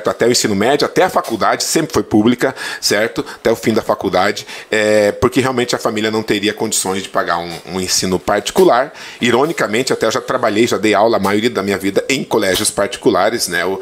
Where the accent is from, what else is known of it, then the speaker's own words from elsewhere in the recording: São Miguel do Oeste, Santa Catarina, Brazil; E então eu nasci em Santa Catarina, sou Miguel do Oeste, e meu pai, minha família é toda gaúcha, eu sou o único catarinense, sabe?